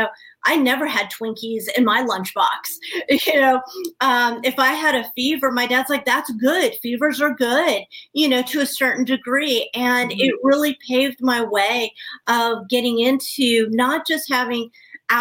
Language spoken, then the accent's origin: English; Dallas, Texas, United States; also born or lived in Florida / Australia; now in Pennsylvania, United States; I was born in Dallas, Texas, and I was adopted to a beautiful Christian husband and wife that had no other children